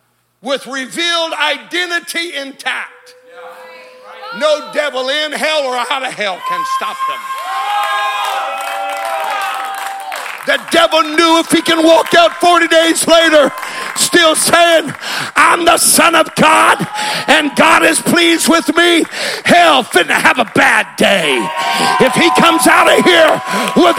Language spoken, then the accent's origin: English; California, United States; I'm from California.